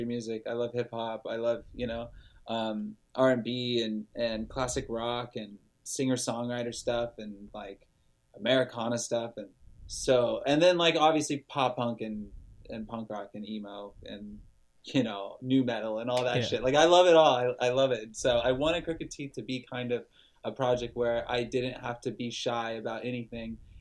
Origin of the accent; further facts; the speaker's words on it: Lodi, California, United States; my hometown of Lodi, California.